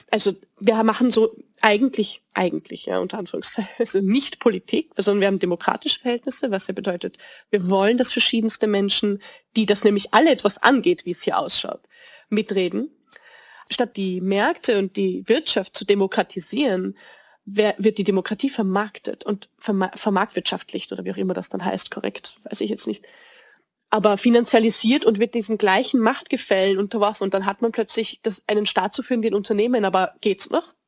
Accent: Vienna, Austria; als Wienerin

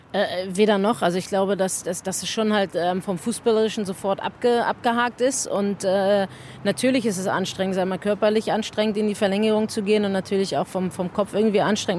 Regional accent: Germany; also born or lived in Australia; als Deutsche, die in Deutschland lebt

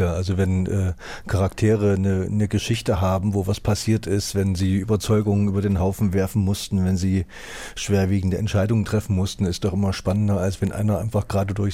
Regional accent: East Germany, Germany; ich komme auch aus dem Osten

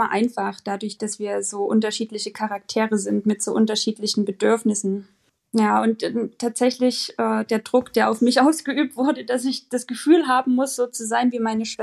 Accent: Germany; born there; wir sind zwar beide in der DDR geboren, aber ich bin 87 geboren und habe davon nicht mehr so viel mitbekommen

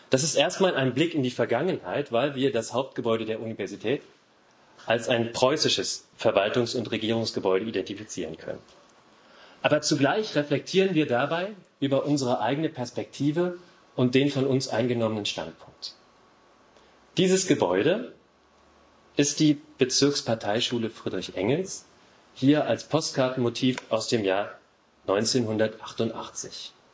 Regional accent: Dessau, Saxony-Anhalt, Germany; born there; Meine Antwort war in diesen Fällen immer, dass ich als gebürtiger Dessauer ausschließlich der klassischen Moderne verpflichtet bin und Ornamente jeder Art ablehnte.

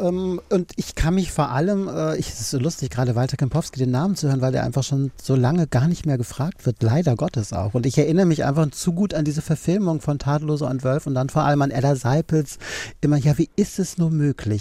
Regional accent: Düsseldorf, North Rhine-Westphalia, Germany; moved away; Ich bin ursprünglich aus Düsseldorf

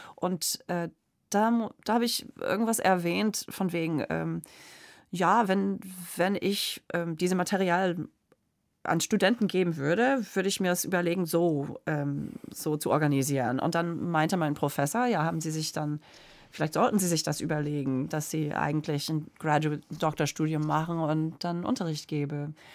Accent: Springfield, Illinois, United States; German is a second language; also born or lived in Boston, Massachusetts; ich bin auch in Boston geboren, aber als ich vier Jahre alt war, ist mein Vater nach Springfield, Illinois gezogen.

